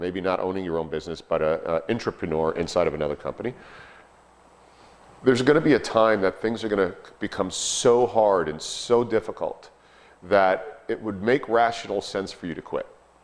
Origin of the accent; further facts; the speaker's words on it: Hicksville, New York, United States; also born or lived in Dayton, Ohio; I'm a Hicksville, New York boy